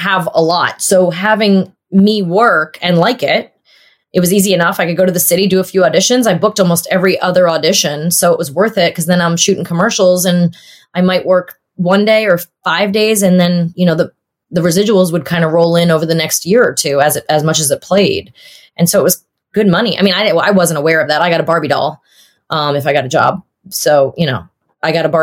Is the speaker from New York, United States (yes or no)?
yes; Long Island, New York, United States; Long Island and the city when I was a teenager